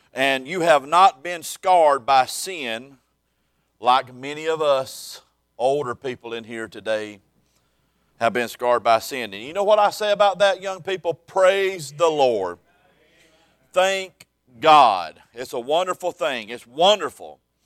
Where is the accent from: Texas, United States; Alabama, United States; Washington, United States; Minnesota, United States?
Alabama, United States; South; I was born and raised in South Alabama